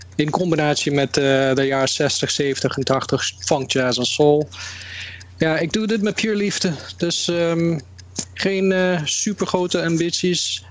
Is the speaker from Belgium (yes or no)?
no; Canada; now in Netherlands; Ik ben in Canada opgegroeid. En toen in 1999 ben ik teruggekomen naar Nederland